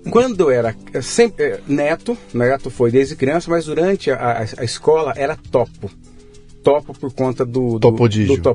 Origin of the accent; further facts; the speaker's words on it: Sorocaba, São Paulo, Brazil; also born or lived in Belém; e eu nasci em Belém nessa, nessa fase. Mas eu fui criado em Sorocaba, aqui do lado de São Paulo.